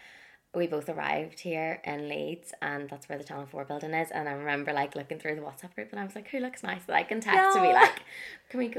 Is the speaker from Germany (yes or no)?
no; Ireland; I'm very passionate about being Irish and I went to an Irish school. So growing up, like, I wouldn't call myself, I definitely wouldn't call myself fluent in Irish